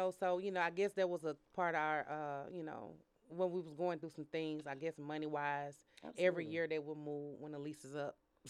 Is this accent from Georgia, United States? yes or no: yes; Atlanta, Georgia, United States; So I'm from Atlanta. Yeah. Born and raised.